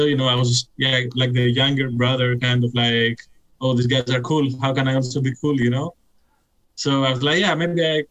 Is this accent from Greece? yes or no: yes; Athens, Attica, Greece; now in Berlin, Germany; I'm from Greece.